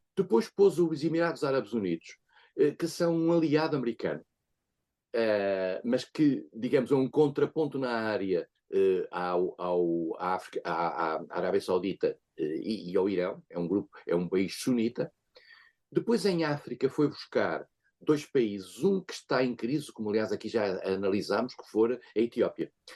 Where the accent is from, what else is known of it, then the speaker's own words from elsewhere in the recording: Portugal; como português